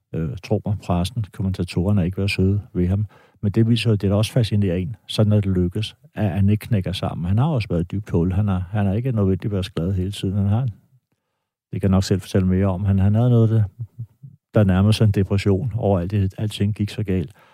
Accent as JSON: {"language": "Danish", "country": "Denmark", "said": "jeg er dansker"}